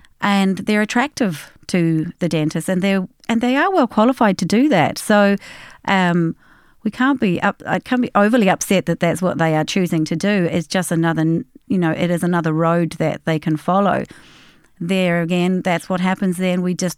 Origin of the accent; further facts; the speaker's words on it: Australia; moved away as an adult; now in Ireland; We came from Australia. I came via the UK, got myself registered with the General Dental Council in London